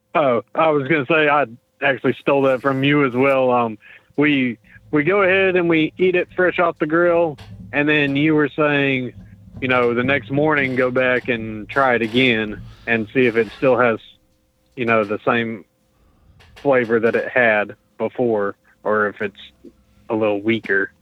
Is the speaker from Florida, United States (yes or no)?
yes; Pensacola, Florida, United States; We're from Pensacola